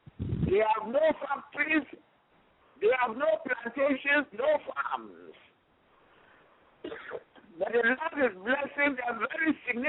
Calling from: Houston, Texas, United States; I am anchoring from Houston, Texas.

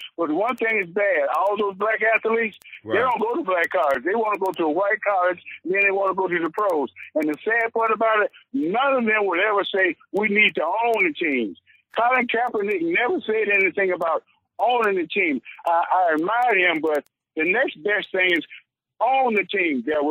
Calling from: Detroit, Michigan, United States; I'm calling from Detroit. And I'm a product of Southern University

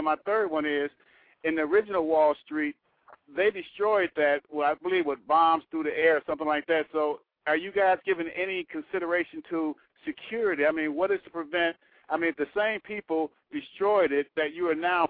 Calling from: Chicago, Illinois, United States

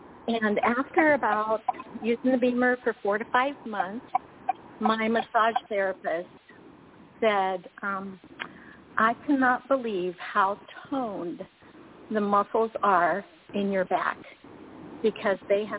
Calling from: Indiana, United States; I'm calling from Indiana.

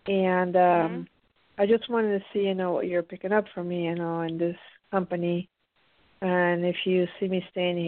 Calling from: Pennsylvania, United States; I'm calling in from the East Coast from Pennsylvania.

